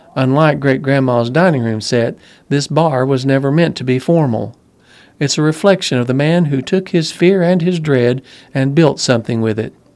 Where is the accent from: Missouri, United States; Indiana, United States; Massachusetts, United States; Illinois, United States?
Missouri, United States; St. Louis; now in Germantown; my hometown of Saint Louis